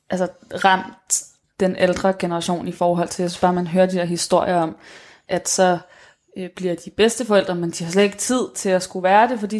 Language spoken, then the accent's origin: Danish; Copenhagen, Capital Region of Denmark, Denmark; men nu er jeg selv fra København